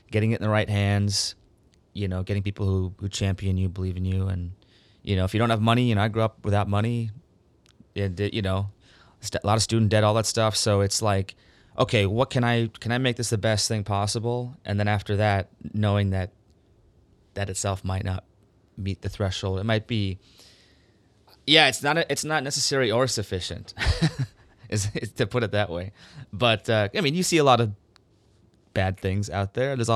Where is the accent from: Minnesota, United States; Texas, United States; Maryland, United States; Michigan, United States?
Minnesota, United States; also born or lived in Canada; Yeah, India because my parents are from India. Again, I was born in Canada. I grew up in Minnesota, which is the Canada of the U.S., of course.